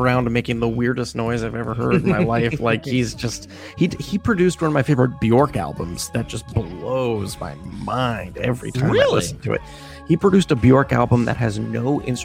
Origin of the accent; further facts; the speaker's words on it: Columbia, Maryland, United States; moved away as an adult; now in New York, United States; I grew up in Columbia